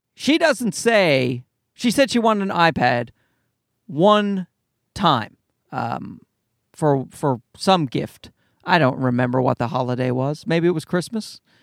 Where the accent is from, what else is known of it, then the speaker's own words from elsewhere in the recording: Canada; I'm Canadian